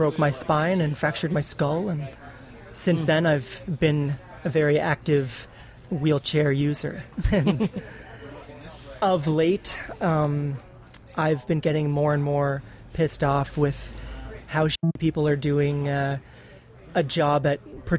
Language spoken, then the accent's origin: English; Toronto, Ontario, Canada; I'm 31. I'm from Toronto, Canada